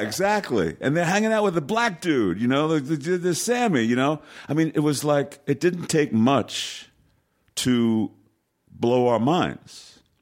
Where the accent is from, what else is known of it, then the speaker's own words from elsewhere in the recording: New York City, New York, United States; I was born in New York City, so, you know, I, I, I was able to walk in twenty-five minutes from my house, Yankee Stadium